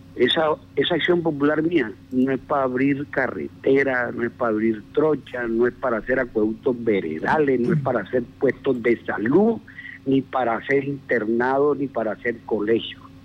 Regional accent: Costeño, Caribbean coast, Colombia; moved away; yo me considero yo paleño, a pesar de que yo soy costeño, yo vivo aquí hace 28 años

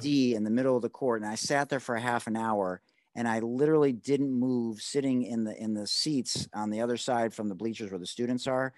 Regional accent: Detroit, Michigan, United States; I'm from Detroit

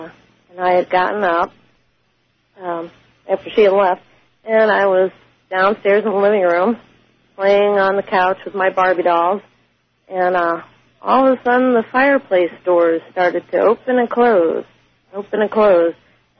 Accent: St. Louis, Missouri, United States; I'm from St. Louis, Missouri.

